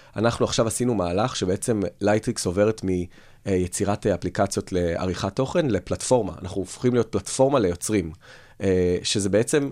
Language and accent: Hebrew; Tel Aviv, Tel Aviv District, Israel; אני תל אביבי, אבל מירושלים